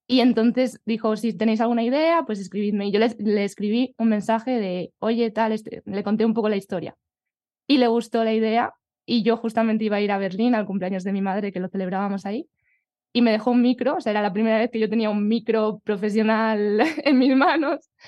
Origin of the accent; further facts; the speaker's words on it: Collado Villalba, Community of Madrid, Spain; Pues mi pueblo es Villalba, en la Sierra de Madrid.